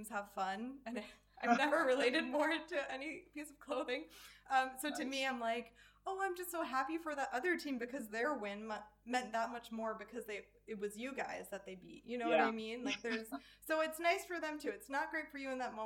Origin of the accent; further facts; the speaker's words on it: Philadelphia, Pennsylvania, United States; also born or lived in Baden-Württemberg, Germany; now in Germany; I'm from Philadelphia